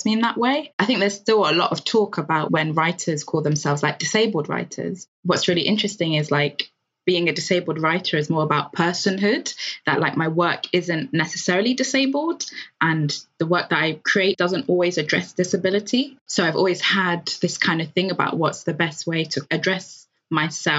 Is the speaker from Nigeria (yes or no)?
yes; Nigeria; being queer and being Black and being Nigerian